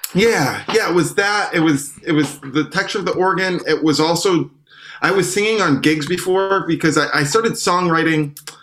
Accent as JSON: {"language": "English", "town": "Syracuse", "region": "New York", "country": "United States", "tie": "born or raised there", "moved": "yes", "lives_now": "Brooklyn, United States", "said": "I grew up in Syracuse"}